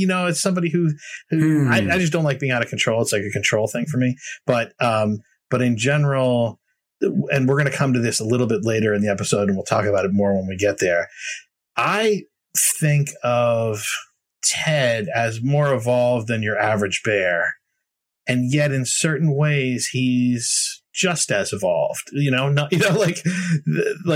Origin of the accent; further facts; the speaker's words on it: Boston, Massachusetts, United States; I'm a New Englander. I grew up in the Boston area